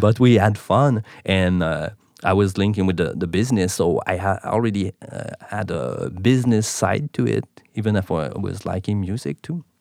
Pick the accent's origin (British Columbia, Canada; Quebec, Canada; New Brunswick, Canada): Quebec, Canada; Montreal; first language French; English is a second language; I'm from Montreal, so, uh, that's why the accent, my main, my, uh, main language is, uh, French